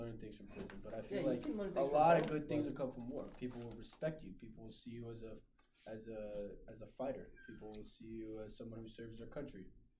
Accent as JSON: {"language": "English", "region": "Texas", "country": "United States", "said": "as a Texan through and through"}